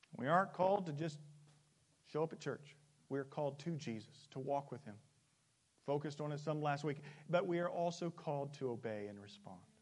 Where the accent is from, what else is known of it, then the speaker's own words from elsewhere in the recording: the Bible Belt, United States; moved away; I'm from the Bible Belt